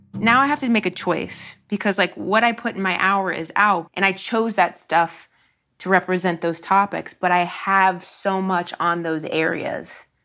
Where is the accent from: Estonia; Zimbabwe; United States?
United States; Dayton, Ohio; the Y W C A of Dayton in my hometown